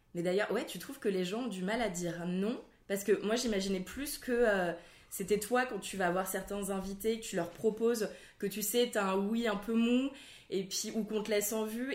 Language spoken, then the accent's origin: French; Alsace, Grand Est, France; moi, je viens d'Alsace